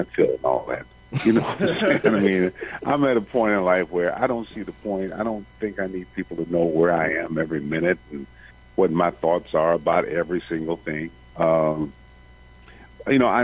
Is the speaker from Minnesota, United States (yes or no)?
no; Benton Harbor, Michigan, United States; moved away as an adult; also born or lived in Detroit; I was raised in Benton Harbor, Michigan.